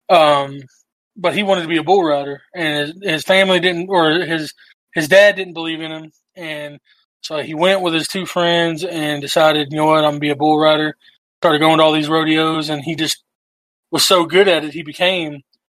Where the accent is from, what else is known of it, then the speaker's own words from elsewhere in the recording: Texas, United States; I'm from Texas, and, you know, down here, basketball is popular